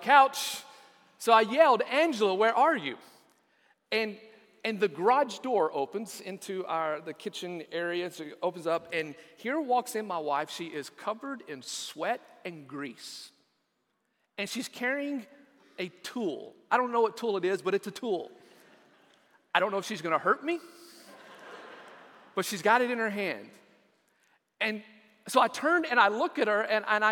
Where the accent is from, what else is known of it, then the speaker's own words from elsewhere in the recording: West Texas, United States; Growing up in West Texas